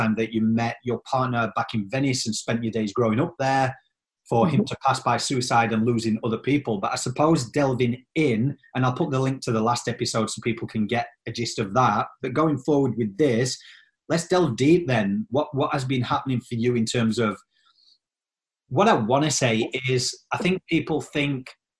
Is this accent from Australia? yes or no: yes; Australia; moved away; also born or lived in England; I'm from Australia and then England.